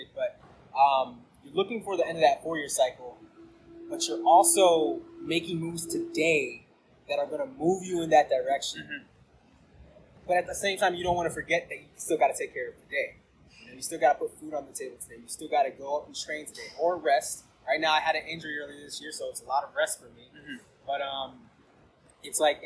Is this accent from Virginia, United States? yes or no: yes; Northern Virginia, United States; I grew up in the Northern Virginia area